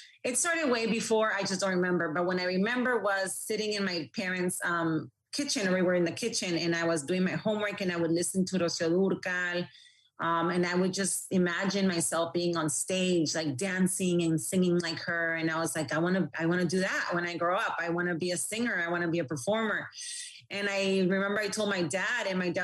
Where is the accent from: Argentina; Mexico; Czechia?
Mexico; Tijuana, Baja California; also born or lived in San Diego / Mazatlán (parents); we grew up in Tijuana, even though I was born in San Diego.